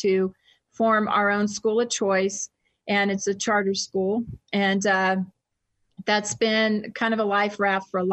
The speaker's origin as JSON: {"language": "English", "country": "United States", "tie": "born or raised there", "also_born_or_lived": "Texas / Louisiana / Boston", "moved": "as an adult", "lives_now": "Utah, United States", "said": "I spent most of my childhood between Texas and Louisiana"}